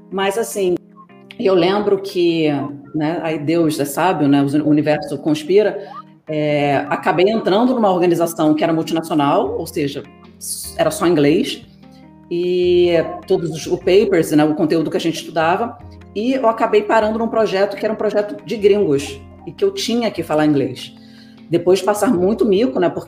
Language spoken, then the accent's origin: Portuguese; United States; eu nasci nos Estados Unidos, eu sou americana.